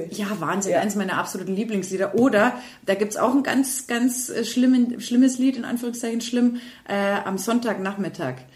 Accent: Austria; Ich bin ein Österreicher und ich bin stolz drauf.

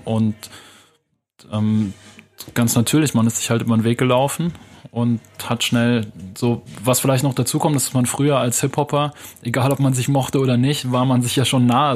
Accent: Munich, Bavaria, Germany; ich bin in München aufgewachsen, in Wilbertshofen, das ist so eine Arbeitersiedlung im Norden von München.

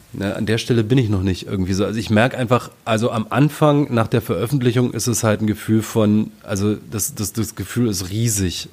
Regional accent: Frankfurt, Brandenburg, Germany; in meiner Heimatstadt Frankfurt-Oder

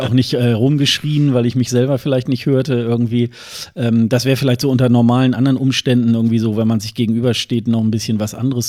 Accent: Germany

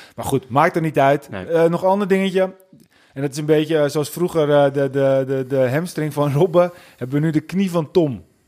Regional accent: Netherlands; als Nederlanders

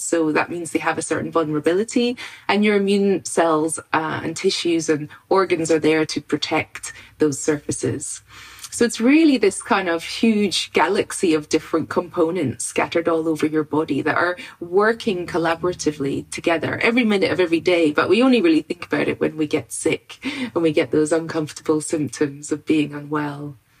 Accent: Scotland, United Kingdom; I grew up in Scotland on a farm in the countryside

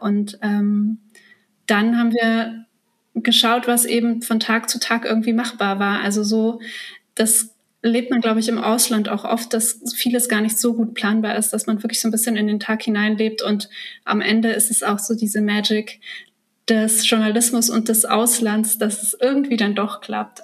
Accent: Germany; also born or lived in Kazakhstan; ich bin ja ähm, als Kleinkind aus Kasachstan nach Deutschland eingewandert

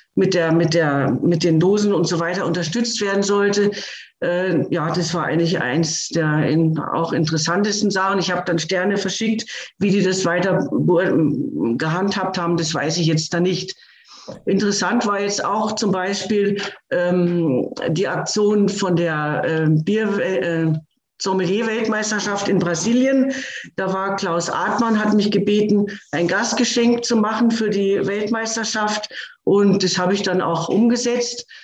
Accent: Hanover, Lower Saxony, Germany; moved away; Meine Heimatstadt ist Hannover

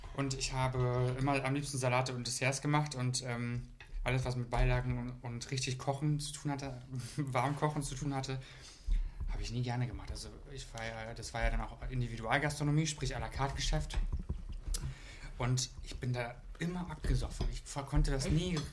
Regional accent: Brandenburg, Germany; ich komme ja aus dem tiefsten Brandenburg

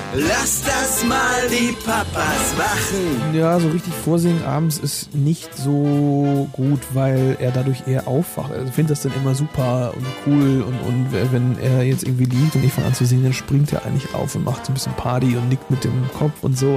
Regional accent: Northern Germany, Germany; die Nordtermine in der Nähe von meiner Heimat

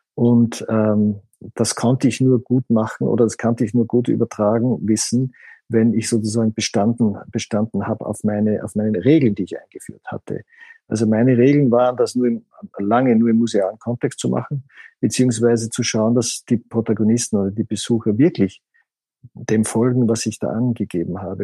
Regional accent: Austria; wie ich aufgewachsen bin in Österreich

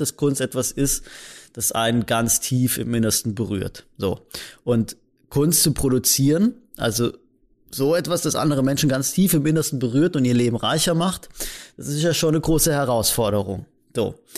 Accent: Rastatt, Baden-Württemberg, Germany; ich komme halt aus Rastatt, also aus so einem, aus so einer Kleinstadt

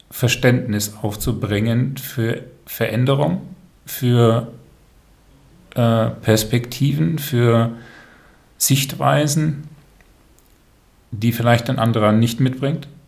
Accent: Brussels, Brussels-Capital Region, Belgium; Ja, bin dort aufgewachsen.

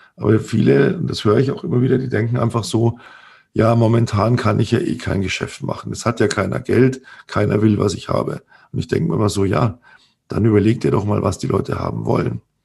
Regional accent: Germany; bei uns in Deutschland

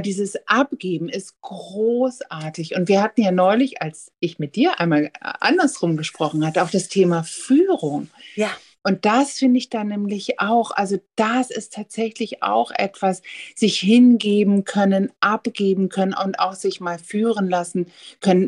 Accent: the North, Northern Germany, Germany; ich komme hier ja aus dem Norden

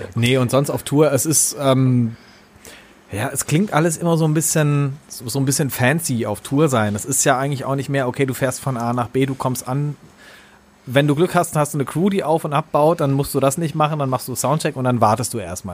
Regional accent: Germany; moved away; ich komme auch irgendwie aus dem Kaff vom Bodensee

